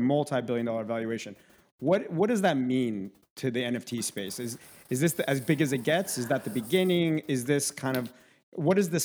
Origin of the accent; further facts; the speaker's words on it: Minsk, Belarus; moved away; we're from the same town, which is Minsk, Belarus.